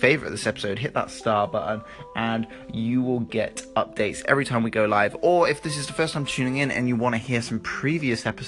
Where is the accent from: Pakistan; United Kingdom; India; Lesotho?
United Kingdom; Bristol, South West England; I grew up in Bristol